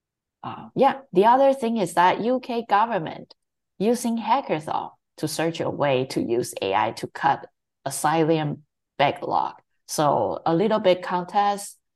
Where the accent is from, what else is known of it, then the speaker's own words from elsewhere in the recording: Taiwan; moved away; I grew up and raised in Taiwan